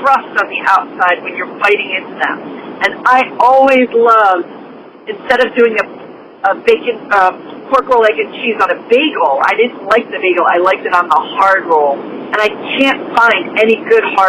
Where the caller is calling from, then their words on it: Pine Beach, New Jersey, United States; I'm calling from Pine Beach.